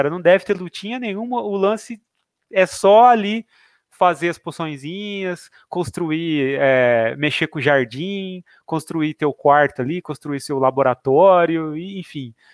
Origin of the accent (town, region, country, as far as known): Jaboticabal, São Paulo, Brazil; now in Bauru, Brazil